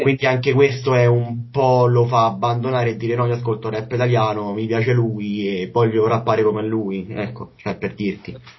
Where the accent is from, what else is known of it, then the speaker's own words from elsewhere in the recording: Rome, Lazio, Italy; io da romano